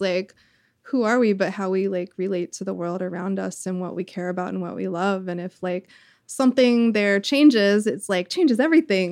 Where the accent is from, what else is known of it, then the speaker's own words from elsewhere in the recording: the South, United States; I grew up in the South